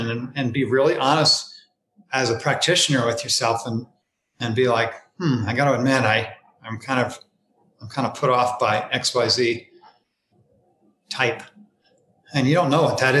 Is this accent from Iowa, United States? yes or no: no; northern New Jersey, United States; I grew up on garbage trucks in northern New Jersey, so it's a little rough inside of this mouth